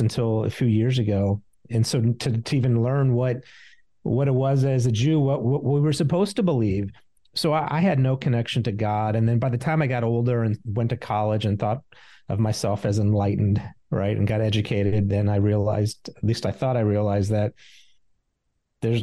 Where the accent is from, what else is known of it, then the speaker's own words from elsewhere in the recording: St. Louis, Missouri, United States; I grew up in St. Louis, so it was a Jewish neighborhood